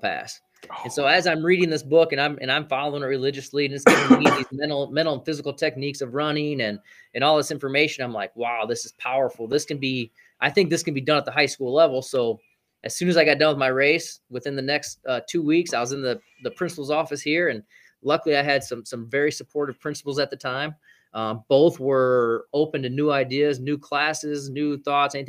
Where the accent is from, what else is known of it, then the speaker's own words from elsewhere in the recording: Fort Dodge, Iowa, United States; We're right in the middle of the country, man, Fort Dodge, Iowa. Born and raised here